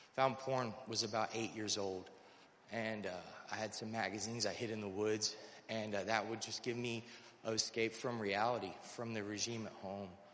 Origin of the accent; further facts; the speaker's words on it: North Carolina, United States; I'm originally from North Carolina.